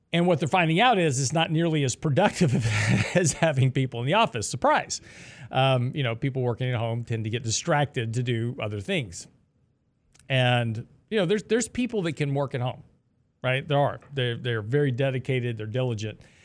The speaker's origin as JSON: {"language": "English", "region": "Texas", "country": "United States", "said": "I'm from Texas"}